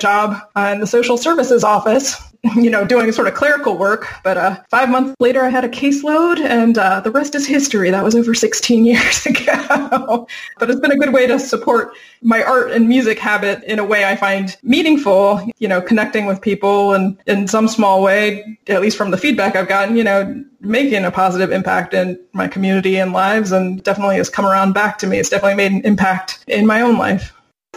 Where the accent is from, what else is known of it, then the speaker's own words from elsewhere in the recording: Virginia Beach, Virginia, United States; moved away as an adult; now in California, United States; I'm originally from Virginia Beach, Tidewater area of Virginia